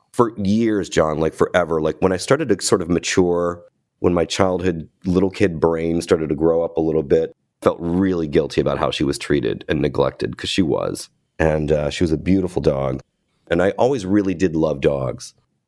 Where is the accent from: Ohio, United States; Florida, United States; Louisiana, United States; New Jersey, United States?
Ohio, United States; Cleveland; I grew up in Cleveland. We're both Ohio boys.